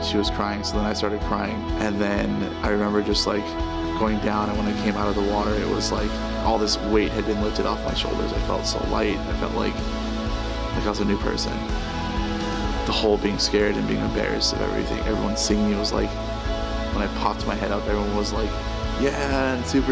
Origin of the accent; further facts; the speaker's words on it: Milwaukee, Wisconsin, United States; also born or lived in California; When I was about 6 years old, my parents uprooted us and moved us to Milwaukee, Wisconsin, where they became pastors.